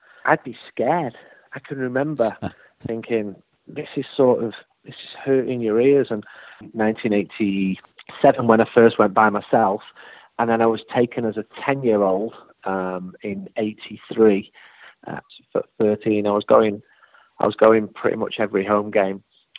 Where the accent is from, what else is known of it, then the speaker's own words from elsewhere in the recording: Manchester, North West England, United Kingdom; when I grew up in Manchester, I didn't feel I was growing up in a rich country